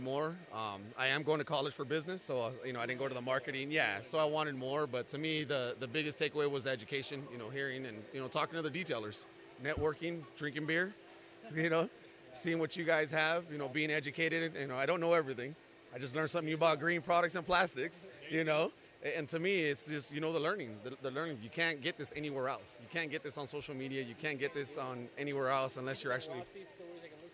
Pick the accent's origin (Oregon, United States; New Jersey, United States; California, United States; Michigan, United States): California, United States; Ventura; Born and raised in Ventura